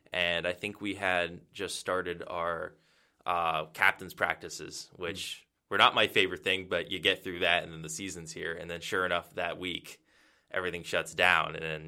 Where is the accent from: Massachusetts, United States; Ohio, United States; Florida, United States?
Massachusetts, United States; Milford; Yeah, so I grew up in New England. I'm from Massachusetts. It's from a town called Milford. It's about central Mass.